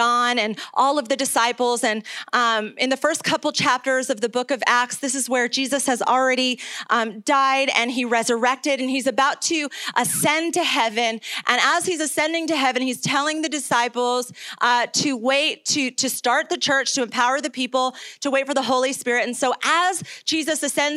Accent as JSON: {"language": "English", "town": "Cuenca", "region": "Azuay", "country": "Ecuador", "tie": "born or raised there", "also_born_or_lived": "New York", "moved": "yes", "said": "I am originally from New York, but I grew up in Ecuador"}